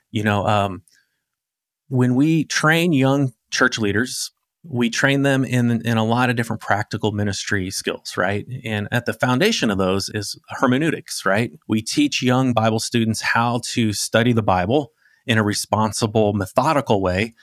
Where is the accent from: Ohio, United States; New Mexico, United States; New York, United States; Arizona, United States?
Arizona, United States; I grew up in Arizona